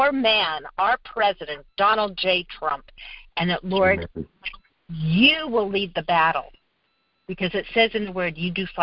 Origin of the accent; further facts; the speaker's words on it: California, United States; also born or lived in Fort Wayne, Indiana; I was raised in California